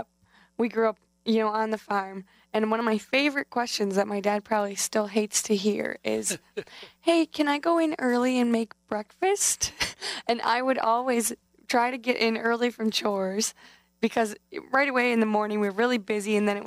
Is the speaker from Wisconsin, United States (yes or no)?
yes; Chippewa Falls, Wisconsin, United States; now in Madison, United States; I'm from Chippewa Falls, but right now I'm living down here down in Madison.